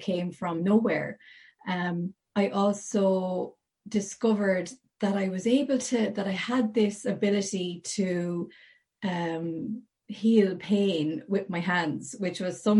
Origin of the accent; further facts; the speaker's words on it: Portlaoise, Leinster, Ireland; I was born and reared in Portlaoise, County Laois, right in the middle of Ireland